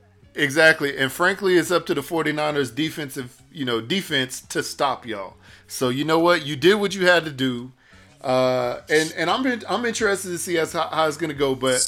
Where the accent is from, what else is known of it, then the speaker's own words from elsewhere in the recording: Texas, United States; because I grew up in Texas. I did not grow up in the Northeast.